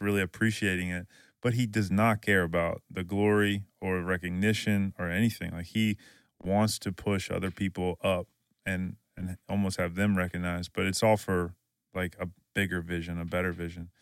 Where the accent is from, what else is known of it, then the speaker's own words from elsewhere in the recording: Louisiana, United States; we're from Louisiana